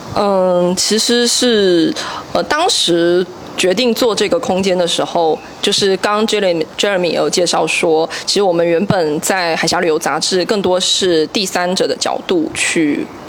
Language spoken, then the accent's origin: Chinese; Xiamen, Fujian, China; 我家乡是在厦门嘛